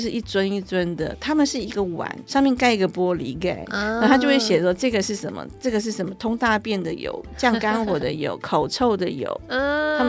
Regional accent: Hong Kong; 那我一锅汤煲起来，我们香港人的锅子大概有，像我们那时候有十公升，有五公升。

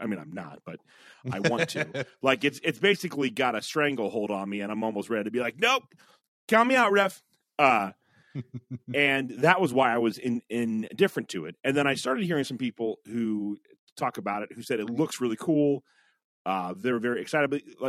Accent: United Kingdom; And I'm British, so you know that I am emotionally distant.

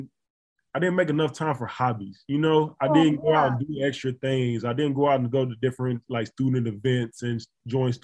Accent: Florence, Alabama, United States; moved away as an adult; I figured out a way to host a free camp in my hometown, named the Q6 Sports

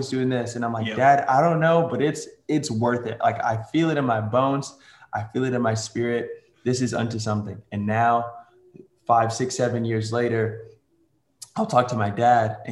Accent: New York City, New York, United States; now in Tulsa, United States; I was born in New York City, and somehow I managed to move all the way to Tulsa, Oklahoma

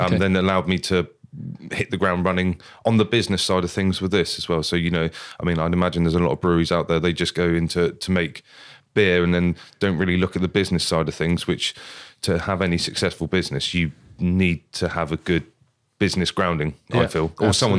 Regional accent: Wimborne, South West England, United Kingdom; I'm from Wimborne.

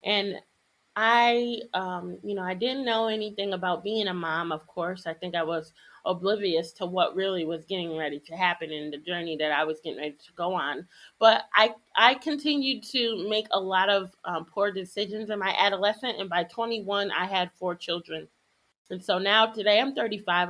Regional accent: Connecticut, United States; I'm African American and growing up in Connecticut

